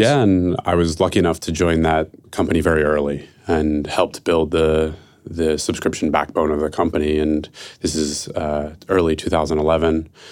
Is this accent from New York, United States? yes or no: no; Philadelphia, Pennsylvania, United States; now in San Francisco, United States; I'm from Philadelphia, who, and I live in San Francisco